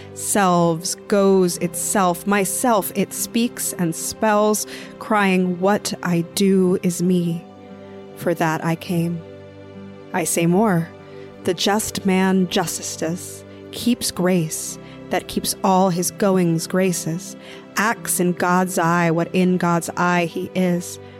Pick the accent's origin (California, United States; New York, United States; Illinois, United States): New York, United States; New York City; I mostly grew up here in New York City